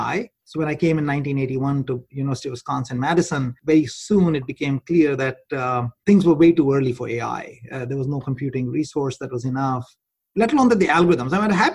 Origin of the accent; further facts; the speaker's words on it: India; also born or lived in Gwalior; I grew up in India